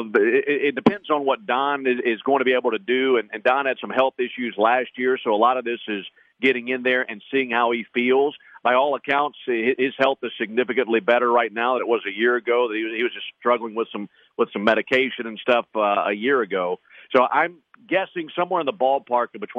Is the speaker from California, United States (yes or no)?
no; Mississippi, United States; I'm from Mississippi and grew up in Braves country.